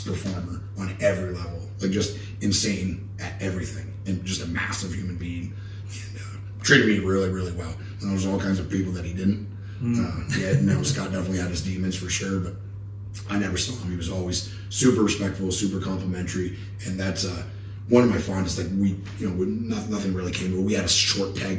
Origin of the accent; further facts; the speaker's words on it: Canada; me and my friends, we grew up in Canada